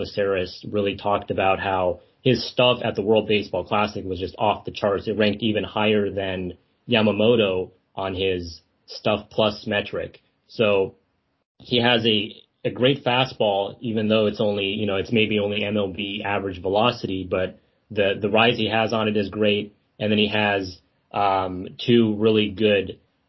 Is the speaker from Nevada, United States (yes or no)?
yes; Las Vegas, Nevada, United States; I'm from Las Vegas personally, but my family on the American side is from San Francisco Bay Area